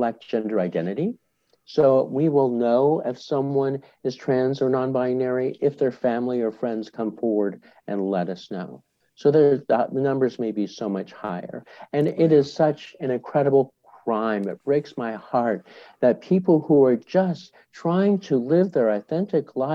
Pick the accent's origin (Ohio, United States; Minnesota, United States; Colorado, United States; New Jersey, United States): Colorado, United States; Boulder; I'm part of an organization in my hometown of Boulder, Colorado